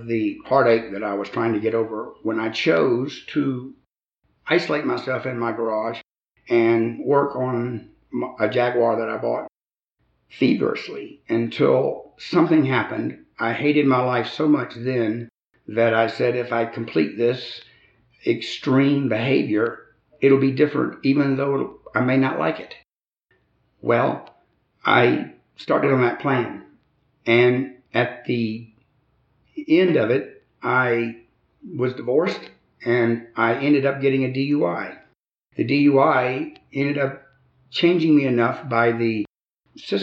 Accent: Albany, Georgia, United States; I was born in Albany, Georgia. I had a wonderful childhood

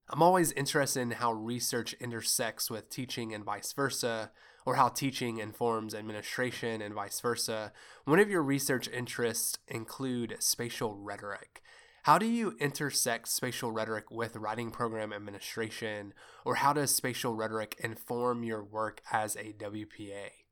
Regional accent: Kentucky, United States; I'm from Kentucky

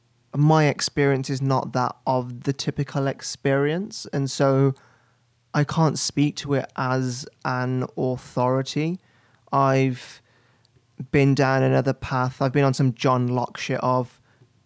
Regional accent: West Bromwich, West Midlands, United Kingdom; I grew up in and around Birmingham, just outside of Birmingham in West Bromwich

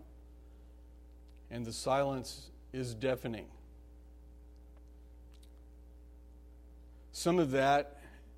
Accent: United States; We, as American citizens

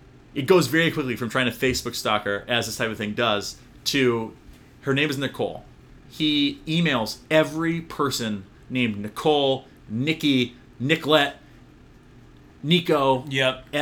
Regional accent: New England, United States; I grew up in Patriots territory

